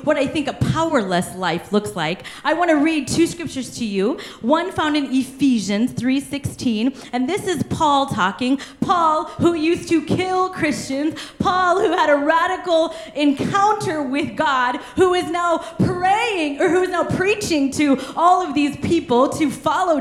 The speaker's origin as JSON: {"language": "English", "region": "Kansas", "country": "United States", "said": "I'm from Kansas. We love our beef, okay?"}